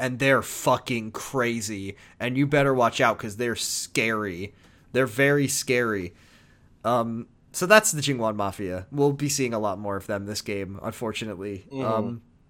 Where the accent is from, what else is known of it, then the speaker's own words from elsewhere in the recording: United States; as an American